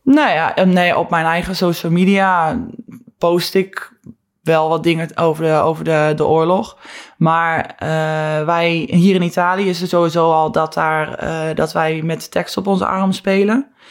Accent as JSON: {"language": "Dutch", "country": "Netherlands", "moved": "yes"}